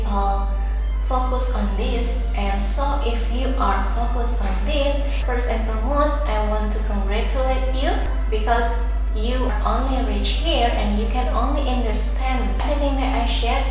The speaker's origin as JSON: {"language": "English", "country": "Indonesia", "first_language": "Indonesian", "second_language": "English", "said": "I come from Indonesia"}